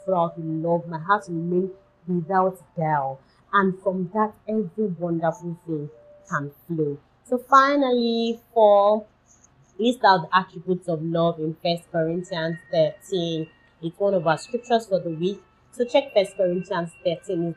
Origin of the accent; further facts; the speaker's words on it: Nigeria; my home country, Nigeria, in Africa.